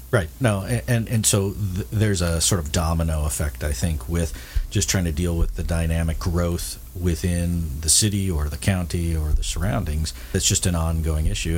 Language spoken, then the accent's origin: English; San Diego, California, United States; I grew up in San Diego